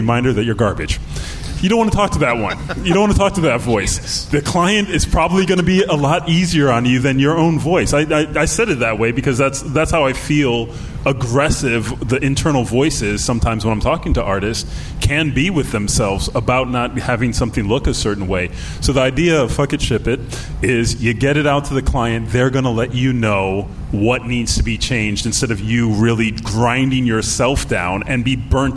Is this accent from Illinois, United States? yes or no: yes; Chicago, Illinois, United States; now in California, United States; Chicago's my hometown